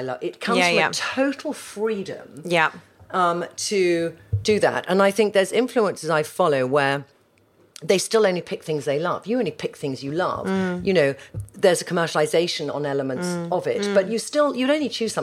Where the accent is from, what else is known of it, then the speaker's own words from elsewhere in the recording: United Kingdom; as British girls